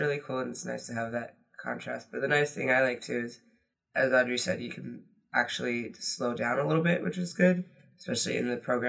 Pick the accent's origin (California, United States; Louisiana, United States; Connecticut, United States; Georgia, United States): Connecticut, United States; moved away as an adult; now in Edinburgh, United Kingdom; I'm from Connecticut.